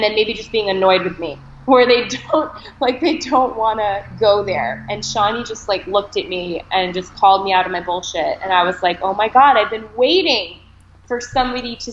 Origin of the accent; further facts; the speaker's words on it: Boston, Massachusetts, United States; also born or lived in Maine / Connecticut; now in New York, United States; I was born in Maine and raised in Boston for a good amount of time